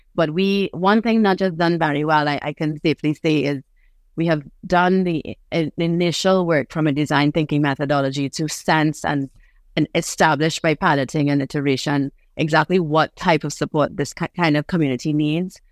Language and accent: English; Trinidad & Tobago; also born or lived in New York; I was born in New York, but I grew up on a, on this island in Trinidad.